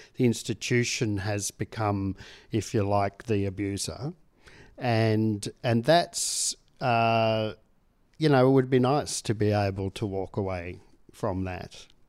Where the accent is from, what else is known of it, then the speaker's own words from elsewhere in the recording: Tasmania, Australia; I grew up in Tasmania